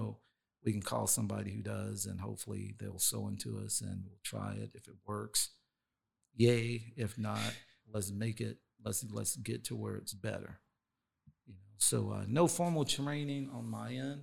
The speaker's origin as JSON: {"language": "English", "region": "North Carolina", "country": "United States", "tie": "born or raised there", "moved": "yes", "lives_now": "Sacramento, United States", "said": "So I'm from North Carolina. That's where I grew up."}